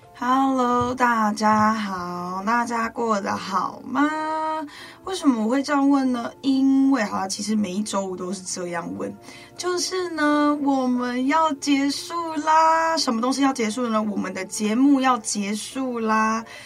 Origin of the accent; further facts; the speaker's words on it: Guanshan, Taitung County, Taiwan; 我是来自台东关山的高达古范部落的阿美族